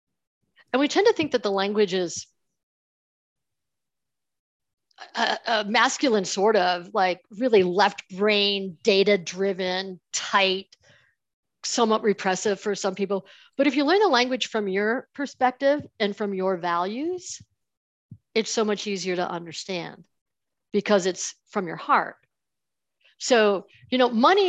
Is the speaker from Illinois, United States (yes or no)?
no; Buffalo, New York, United States; I grew up in Buffalo, New York, in that area, right near Niagara Falls.